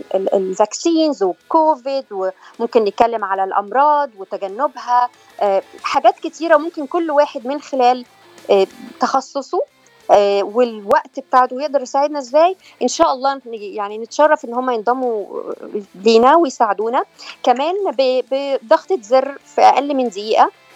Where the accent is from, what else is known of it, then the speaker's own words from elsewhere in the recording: Egypt; moved away as an adult; now in California, United States; انا من مصر وبقالي 12 سنه